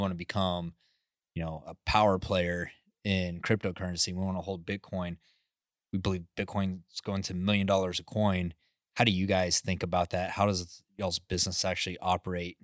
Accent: West Texas, United States; I grew up in West Texas, like, we have high wind there

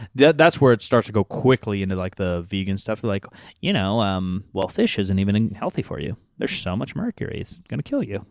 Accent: United States; we're American

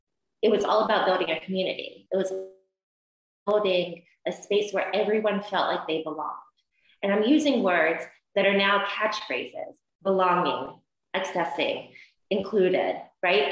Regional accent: Columbus, Georgia, United States; I am from the deep South. I'm from Columbus, Georgia

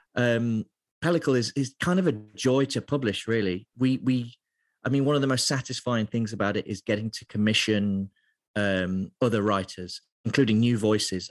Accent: Lincoln, East Midlands, United Kingdom; moved away as an adult; also born or lived in Middlesbrough / London; now in Glasgow, United Kingdom; So I grew up in a part of England called Lincolnshire, um, so it's the east side of England, and I lived there till I was about nineteen

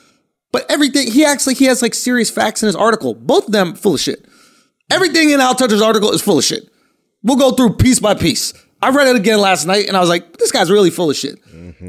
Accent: New York City, New York, United States; I'm born on the Upper East Side, moved to the Upper West Side, but I spent my life in the East Village.

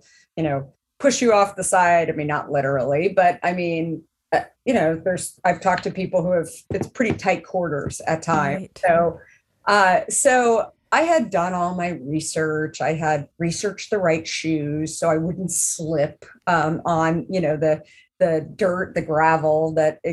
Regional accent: Arizona, United States; I grew up in Arizona

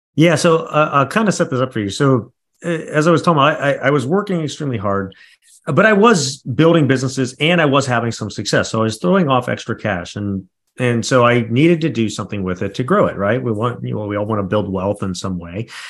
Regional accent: Midwest, United States; I come from the Midwest. We've got that Midwest mentality

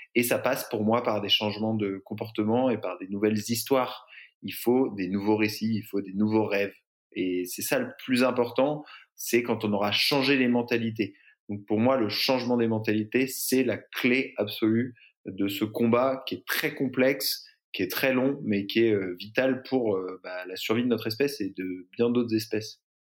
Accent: Brittany, France; also born or lived in San Francisco; now in Marseille, France; J'ai grandi en Bretagne

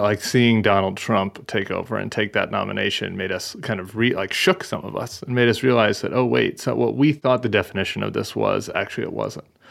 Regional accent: Colorado, United States; moved away as an adult; also born or lived in Washington, D.C.; now in New Orleans, United States; I'm from Colorado

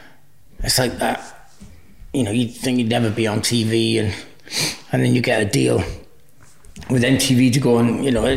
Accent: Cardiff, Wales, United Kingdom; first language Welsh; English is a second language; I grew up in Cardiff. I was born in Heath Hospital, in Cardiff City

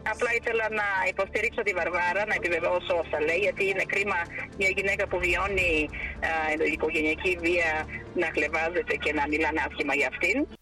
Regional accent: Bulgaria; Greek is a second language; moved away; also born or lived in Greece; την πατρίδα μου

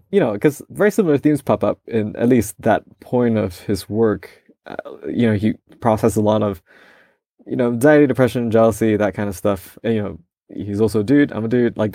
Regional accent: Malaysia; now in United States; I also am a minority in my home country.

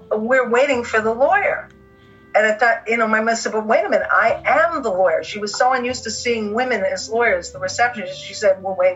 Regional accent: Bronx, New York, United States; Growing up in the Bronx and being independent, relatively independent than my mother was because she was raised by a single mom.

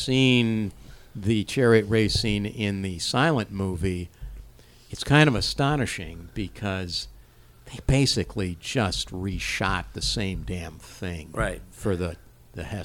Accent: Cleveland, Ohio, United States; Up in my hometown, up in Cleveland

